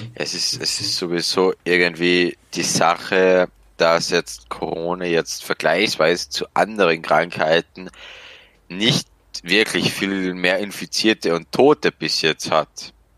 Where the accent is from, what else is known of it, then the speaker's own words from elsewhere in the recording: Austria; accent: Austrian; komme aus Österreich, bin 18 Jahre alt und arbeite als Elektriker